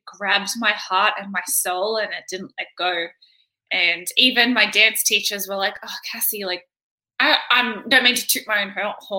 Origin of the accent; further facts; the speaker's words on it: Campbelltown, New South Wales, Australia; I grew up in Campbelltown, which is like western suburbs of Sydney, I think. But I moved around a lot. So I stayed in like Sydney, but around in like an hour diameter.